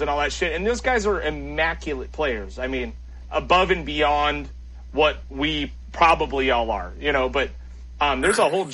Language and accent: English; Trona, California, United States; also born or lived in Rosemond, California / Ventura, California; I was born out in the desert. I'm a fucking desert rat, you know what I mean? I grew up in Trona and Rosemond